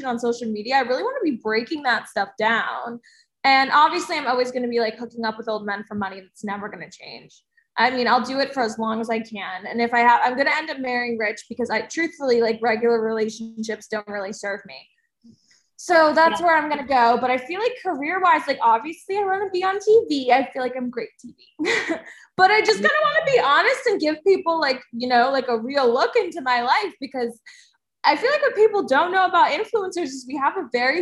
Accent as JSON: {"language": "English", "region": "New Jersey", "country": "United States", "said": "I'm from New Jersey"}